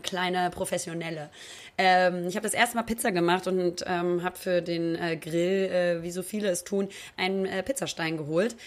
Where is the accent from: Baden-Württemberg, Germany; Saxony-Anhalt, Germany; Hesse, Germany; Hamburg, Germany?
Hamburg, Germany; Ich komme aus Hamburg. Ja, ich bin waschechter Hamburger, bin da geboren, habe da immer gelebt